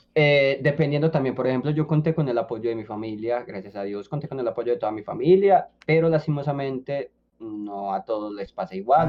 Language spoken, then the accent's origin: Spanish; Colombia; now in Medellín, Colombia; yo era colombiano, que yo estaba acá en Medellín